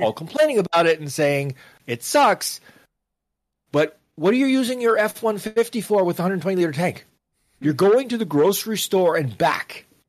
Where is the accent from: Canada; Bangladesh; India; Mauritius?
Canada; I was raised to follow puck as a youngster, 'cause I'm Canadian